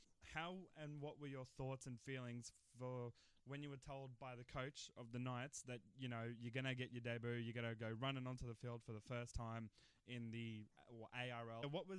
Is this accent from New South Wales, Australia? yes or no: no; Queensland, Australia; I'm a Queenslander myself.